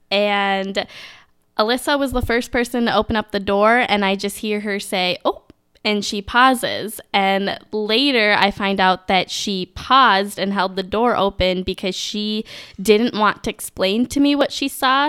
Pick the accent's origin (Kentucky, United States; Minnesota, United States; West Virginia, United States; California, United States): Minnesota, United States; Minneapolis–Saint Paul; I'm from the Twin Cities